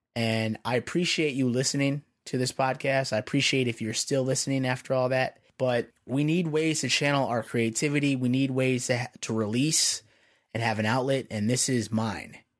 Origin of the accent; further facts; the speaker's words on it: Chicago, Illinois, United States; moved away as an adult; now in Pennsylvania, United States; I'm from Chicago originally, and I've been out in P A for, like, the last five years now